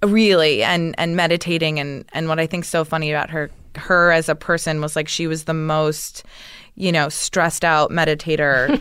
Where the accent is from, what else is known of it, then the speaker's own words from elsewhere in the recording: Scituate, Massachusetts, United States; moved away; also born or lived in Vermont; Massachusetts and Vermont. Mostly Massachusetts